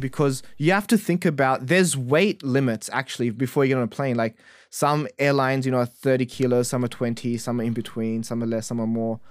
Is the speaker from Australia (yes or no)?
yes; Australia; as an Australian